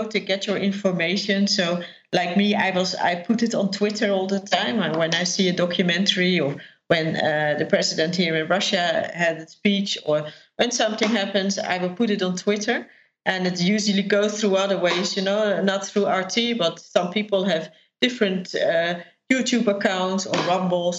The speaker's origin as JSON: {"language": "English", "country": "Netherlands", "said": "I'm from the Netherlands"}